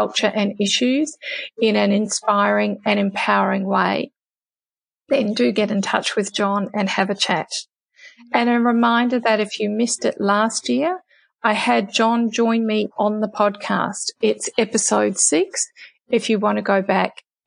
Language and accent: English; New Zealand; moved away as an adult; now in Australia; As someone who grew up in New Zealand and didn't move to Australia until my early 20s